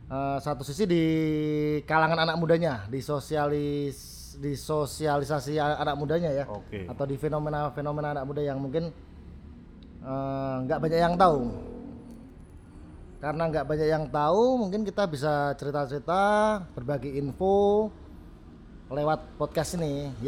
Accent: Salatiga, Central Java, Indonesia; Karena pertama saya orang Salatiga

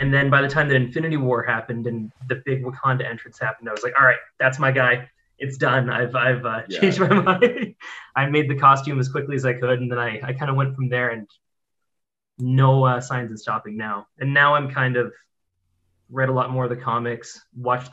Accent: Ontario, Canada; So I'm from Ontario, Canada.

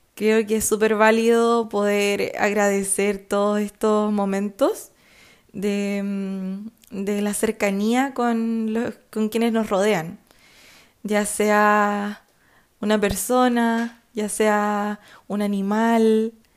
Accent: Chillán, Ñuble, Chile; Chillán. Conmemoración de mi ciudad natal

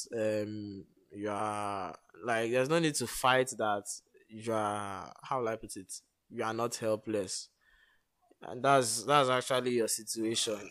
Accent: Nigeria; as a Nigerian

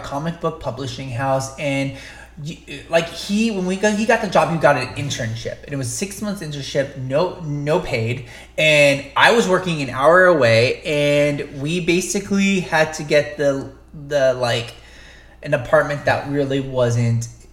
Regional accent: Long Beach, California, United States; moved away as an adult; now in Los Angeles, United States; We grew up in Orange County area, Long Beach

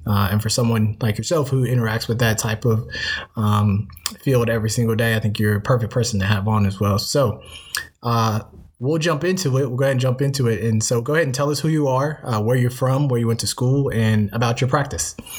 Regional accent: South Carolina, United States; I'm from South Carolina

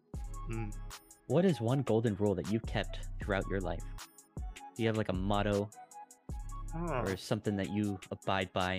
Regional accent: United States; I'm an American

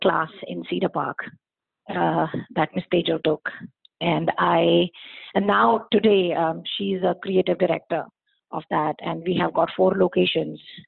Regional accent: India; moved away as an adult; most of us, we come from India, and we are surrounded by a big, huge family

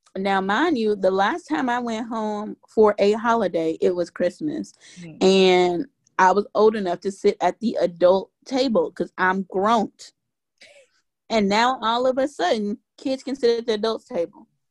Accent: Mississippi, United States; I grew up in Mississippi

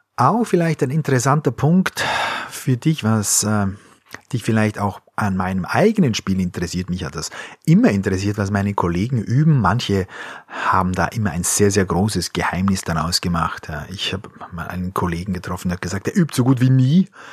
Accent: Austria; moved away; also born or lived in Bavaria; ich bin Österreicher

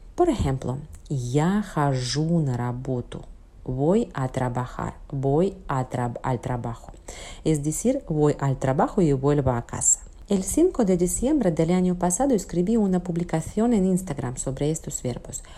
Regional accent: Russia; Spanish is a second language; como persona rusa

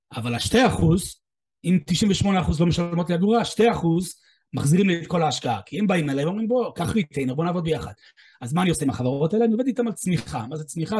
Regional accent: United States; now in Israel; במקור אני אמריקאי, אני בארץ 30 שנה

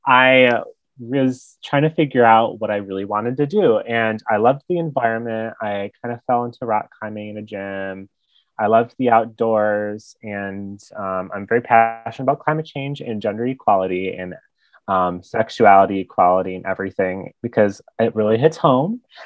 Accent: White Lake, Michigan, United States; also born or lived in Athens, Ohio; I am currently in my hometown where I grew up in White Lake, Michigan, went to schools in Waterford

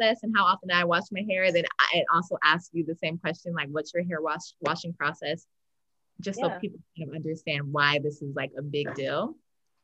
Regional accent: Los Angeles, California, United States; I was born and raised in Los Angeles, in South LA, to be exact

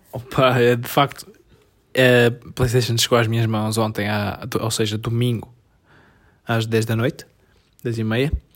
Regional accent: Portugal; nós somos tugas

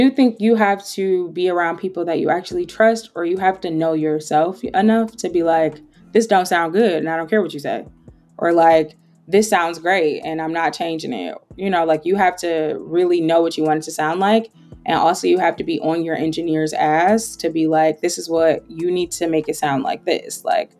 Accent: Trinidad & Tobago; I'm a Trinidadian girl myself. So, like, she's Nigerian, but, like, I'm Trinidadian myself. So I'm always into all the Caribbean vibes.

